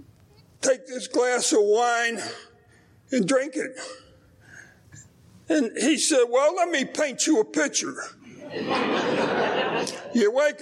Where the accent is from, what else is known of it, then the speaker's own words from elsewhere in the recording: Pittsburgh, Pennsylvania, United States; I'm from Pittsburgh, Pennsylvania.